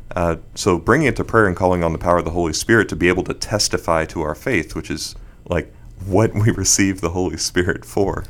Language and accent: English; Bermuda; moved away; also born or lived in Houston; I was born in Houston and moved to Bermuda when I was six